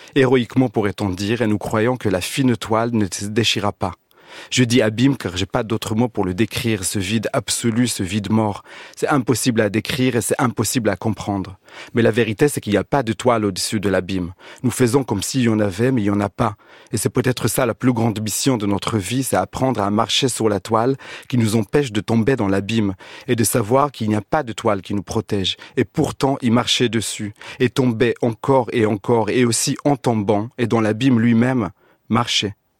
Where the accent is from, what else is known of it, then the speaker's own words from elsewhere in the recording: Israel; now in France; chez moi en Israël